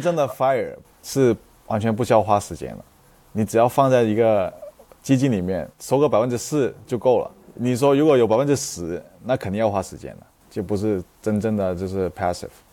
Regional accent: Yunfu, Guangdong, China; also born or lived in Indiana, United States / California, United States; now in Vancouver, Canada; 我们家族就是有这种做生意的这， 广东人嘛，就是做生意这种， 这种传统

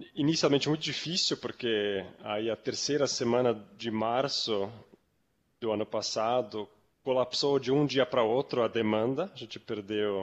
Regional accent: Zurich, Switzerland; moved away as an adult; also born or lived in New York, United States; now in Brazil; Eu, eu sou suíço, eu sou de Zurique. Eu ah, morei ah, até 20 anos morei lá na Suíça

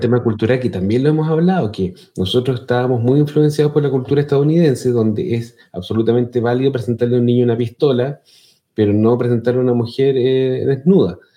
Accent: Chile; accent: Chilean; mi acento chileno

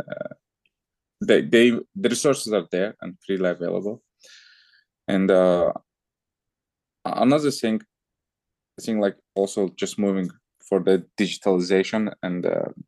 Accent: Azerbaijan; moved away as an adult; also born or lived in France / Germany; I'm originally from Azerbaijan

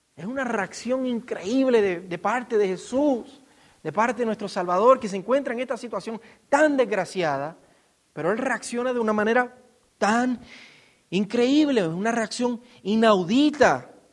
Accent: Puerto Rico; yo como puertorriqueño

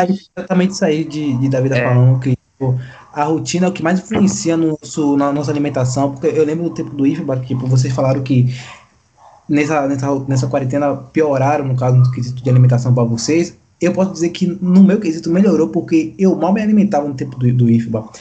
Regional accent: Bahia, Brazil; nós, como baiano, temos a nossa tradição de comer no, em meio aquele prato cheio

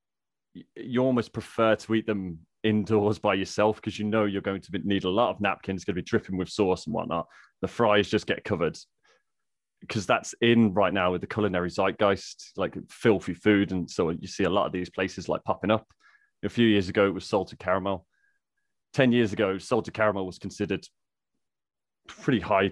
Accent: Midlands, United Kingdom; accent: Midlands; also born or lived in Scotland; I don't sound like I'm from the Midlands

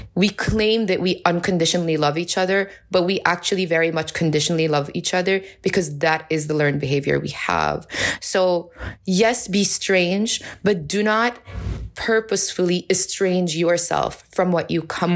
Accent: Amman, Amman Governorate, Jordan; moved away as an adult; also born or lived in New York City, United States; now in Amman, Jordan; I was born and raised in Amman. I'm originally Palestinian

